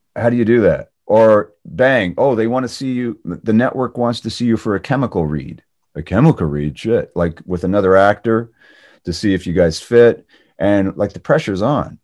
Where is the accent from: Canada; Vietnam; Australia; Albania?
Canada; moved away; Being Canadian